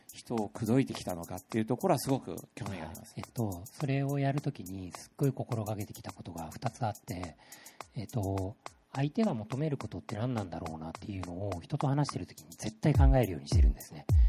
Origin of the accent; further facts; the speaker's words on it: Kishiwada, Osaka, Japan; 岸和田で生まれた